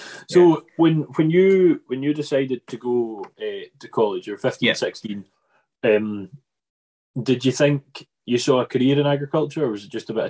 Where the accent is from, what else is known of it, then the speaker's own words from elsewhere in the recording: Arran, Scotland, United Kingdom; also born or lived in Ayrshire; we're from Arran, which is heavily beef and sheep. There's dairy, but it's beef and sheep.